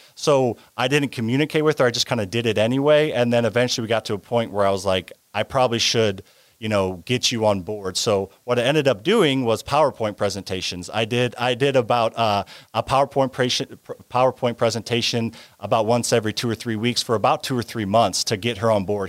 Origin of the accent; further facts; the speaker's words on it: Midwest, United States; I grew up in the Midwest